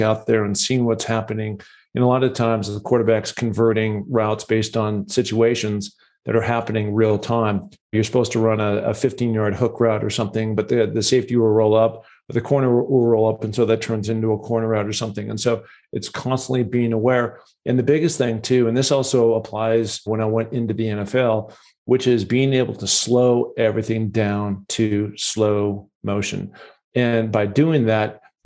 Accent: Seattle, Washington, United States; I grew up in Seattle, Washington, a lot of mountains up there

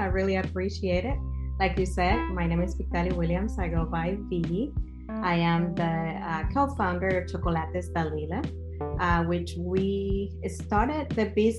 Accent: Venezuela; moved away; As you know, well, I'm from Venezuela.

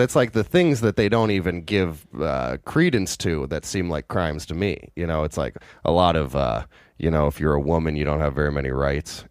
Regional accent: Redmond, Washington, United States; I grew up in Redmond.

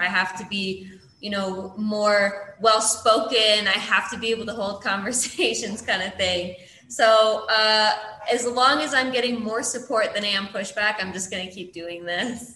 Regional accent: Illinois, United States; moved away as an adult; now in Kenya; I'm from Illinois

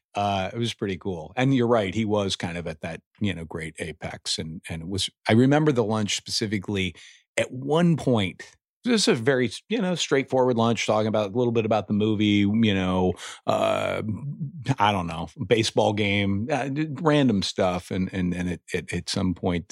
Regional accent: Indiana, United States; moved away; I'm from Indiana originally.

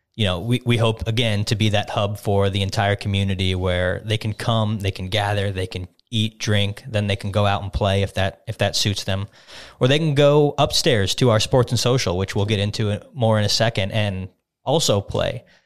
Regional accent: Las Vegas, Nevada, United States; moved away as an adult; now in Westmoreland County, Pennsylvania, United States; I grew up in Las Vegas, went to high school there. I went to college there

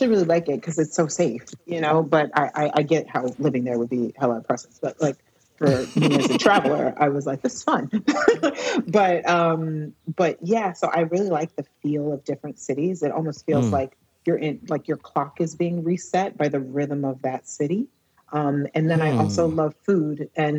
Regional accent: Dallas, Texas, United States; now in London, United Kingdom; Texas, Dallas.

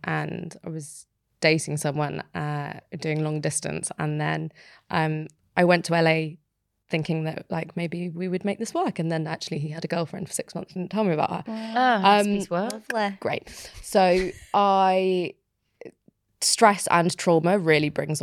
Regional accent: United Kingdom; as a Brit in America is they're either really turned on or really terrified of your accent.

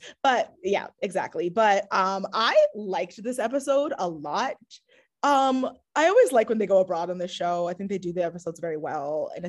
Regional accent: New York, United States; you know, as a New Yorker, especially, I'm about

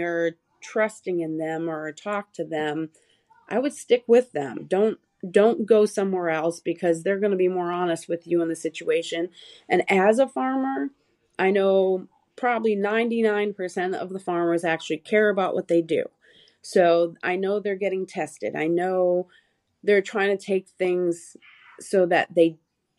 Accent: Michigan, United States; moved away; I'm originally from Michigan

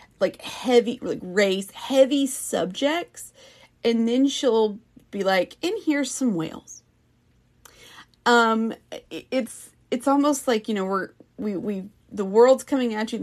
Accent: the South, United States; accent: Southern; I'm from the South, and so, I mean, I have my moments where I sound more Southern

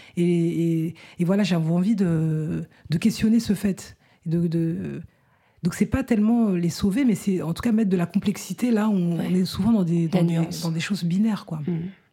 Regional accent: France; je suis née en France

